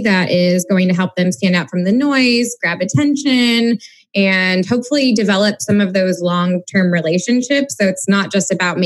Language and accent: English; Missouri, United States; a fellow Missourian